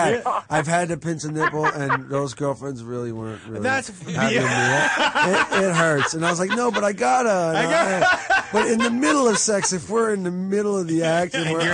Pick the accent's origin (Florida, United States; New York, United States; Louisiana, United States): New York, United States; I was from New York